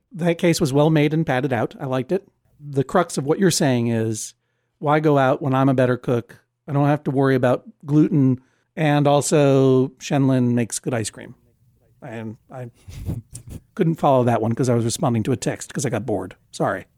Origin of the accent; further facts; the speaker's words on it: East Coast, United States; I'm from the East Coast